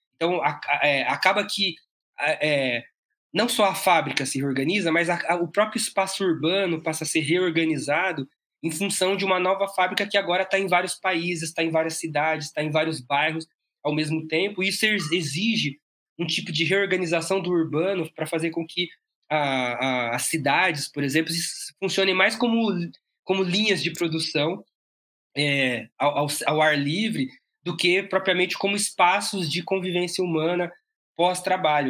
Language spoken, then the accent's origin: Portuguese; ABC Paulista, São Paulo, Brazil; eu sou daqui do ABC Paulista